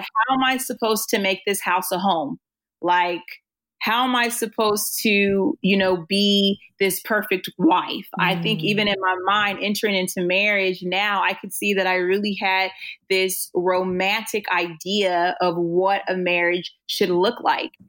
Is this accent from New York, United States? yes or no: no; Oceanside, California, United States; I grew up in Oceanside